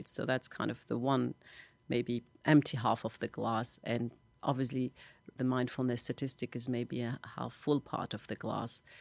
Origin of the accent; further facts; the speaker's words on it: Tunisia; She assumed, maybe because I'm from Arab country, maybe because I'm a woman, maybe because I looked younger, that I couldn't be the cabinet minister that is invited for lunch.